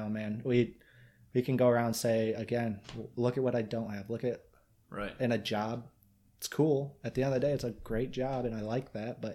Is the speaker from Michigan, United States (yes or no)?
yes; Michigan, United States